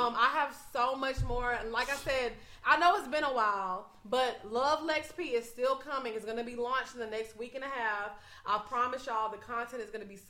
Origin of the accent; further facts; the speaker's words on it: Orange, Texas, United States; moved away; I'm from Orange, Texas, y'all. Right. It's a very, very small town. And not a lot of people get out of Orange.